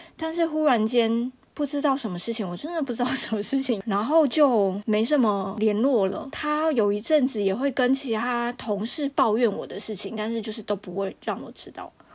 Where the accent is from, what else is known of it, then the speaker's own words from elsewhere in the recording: Taiwan; moved away as an adult; now in France; 从我台湾人角度